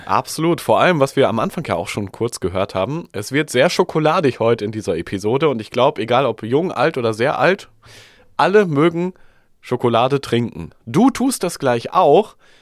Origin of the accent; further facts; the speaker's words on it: Germany; als Deutsche